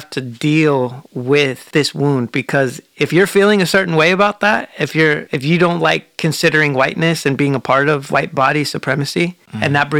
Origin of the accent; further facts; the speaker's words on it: Portland, Oregon, United States; I grew up in Portland.